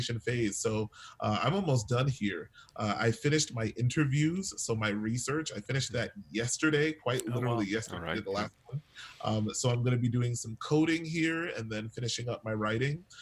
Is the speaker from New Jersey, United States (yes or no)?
no; New York City, New York, United States; moved away as an adult; also born or lived in Chicago; So, I was born and raised in New York City. New York City kid